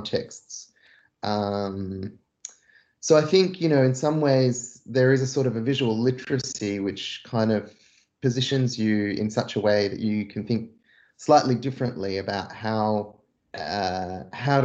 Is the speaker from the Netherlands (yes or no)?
no; Australia; also born or lived in Jerusalem (family origin); growing up in Australia, for the most part, as a diaspora Palestinian